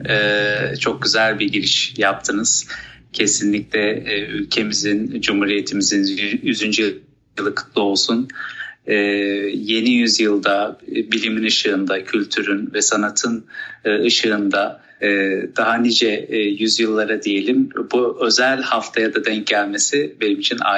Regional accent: Gaziantep, Turkey; born there; 1993 yılında e, Gaziantep'te dünyaya geldim.

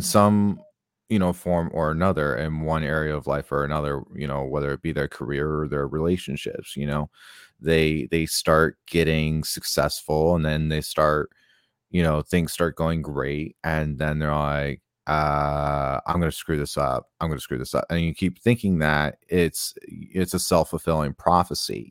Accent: Tucson, Arizona, United States; I grew up in Tucson, Arizona.

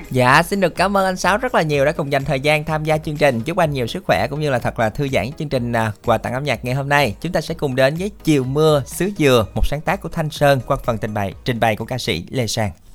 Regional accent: Mỏ Cày, Bến Tre, Vietnam; quê thì ở mỏ cài

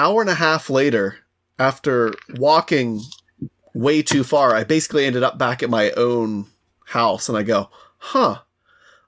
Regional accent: West Virginia, United States; moved away; also born or lived in Annapolis, Maryland; I grew up in West Virginia

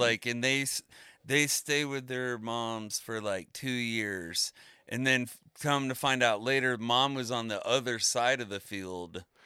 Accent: Florida, United States; moved away; growing up in Florida

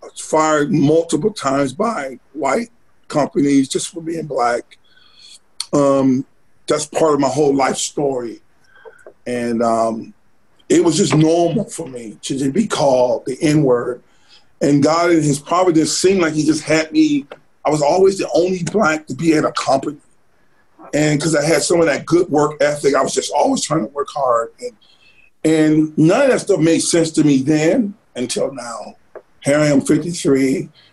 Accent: Sardis, Alabama, United States; also born or lived in Selma, Alabama / Grand Rapids, Michigan / Kentucky; now in Birmingham, United States; I grew up in Sardis

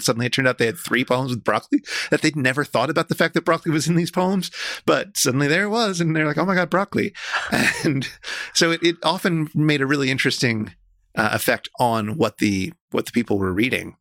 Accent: New York, United States; I grew up in New York

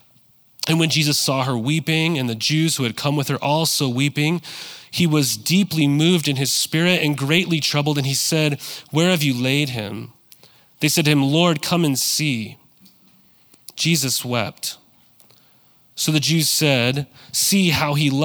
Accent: Montana, United States; now in Inland Empire, United States; I grew up in Montana

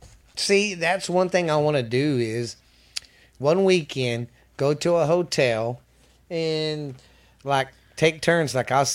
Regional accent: Spokane, Washington, United States; Yeah, you know, Spokane. I'm from Spokane.

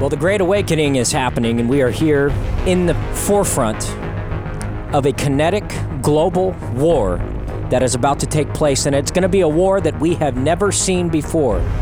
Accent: United States; as American citizens

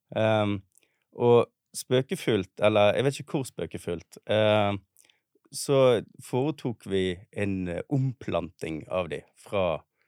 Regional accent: Bergen, Vestland, Norway; also born or lived in Oslo; det å være bergenser. Eh, som jeg kjenner fra min oppvekst

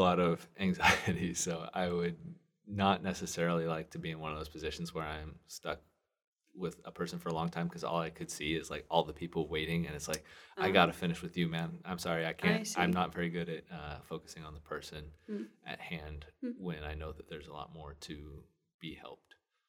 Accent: West Coast, United States; because I wanted to go to Anaheim because I'm from the West Coast and it's a fun place to be.

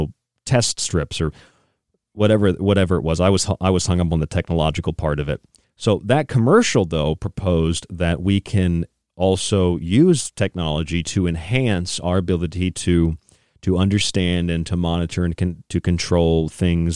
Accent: Tampa, Florida, United States; moved away; also born or lived in St. Petersburg, Florida; I grew up in Tampa, St. Pete, so I lived there again after childhood

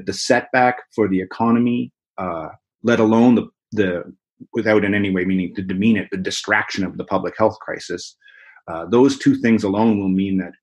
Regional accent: Nova Scotia, Canada; now in Vancouver, Canada; I grew up in Nova Scotia in eastern Canada

